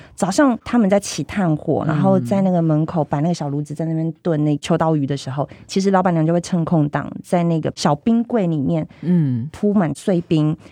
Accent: Tainan, Taiwan; 我们台南人

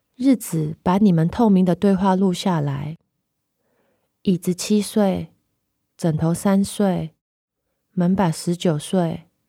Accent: Hong Kong; moved away as an adult; now in Taipei, Taiwan; 我来自香港， 我写诗， 也同时是一间只卖诗集的独立书店店长

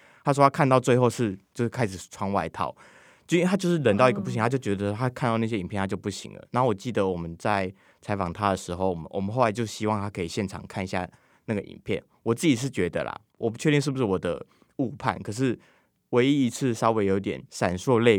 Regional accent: Taiwan; 就是连我们台湾人都会知道，

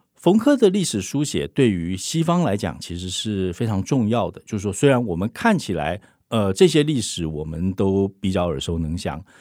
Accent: Taiwan; 我们台湾人

